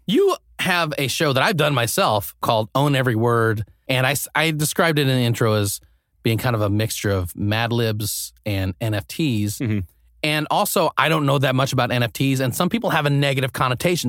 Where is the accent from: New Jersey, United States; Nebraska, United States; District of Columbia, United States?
Nebraska, United States; now in Los Angeles, United States; I grew up in Nebraska, which is pretty close to Denver.